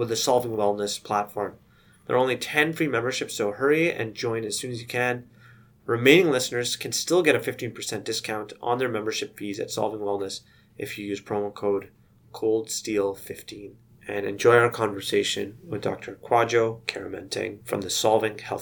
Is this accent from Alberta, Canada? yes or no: yes; Sherwood Park, Alberta, Canada; I grew up in Sherwood Park, which to those people who are not in Edmonton or from that region, you kind of know that Sherwood Park's a little bit one of the suburbs essentially of Edmonton